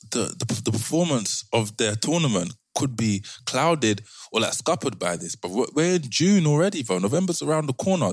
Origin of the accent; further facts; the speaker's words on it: London, United Kingdom; we're from London